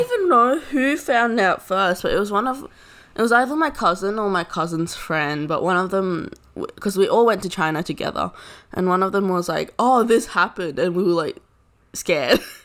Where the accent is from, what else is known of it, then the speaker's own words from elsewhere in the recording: Australia; we're Australian citizens